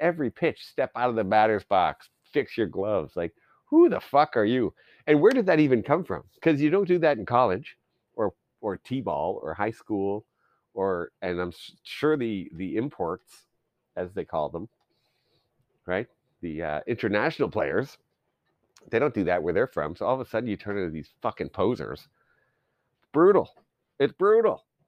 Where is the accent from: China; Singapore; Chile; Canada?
Canada; I grew up in Canada